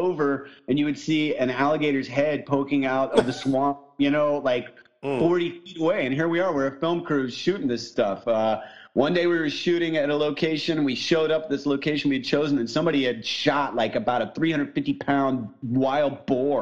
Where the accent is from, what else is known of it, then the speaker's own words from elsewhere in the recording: southern Indiana, United States; moved away; I grew up in Indiana right next to Nashville.